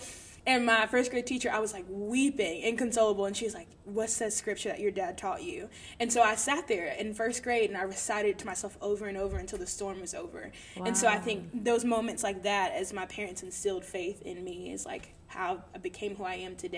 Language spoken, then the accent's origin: English; the South, United States; I was born and raised in the Baptist church in the South.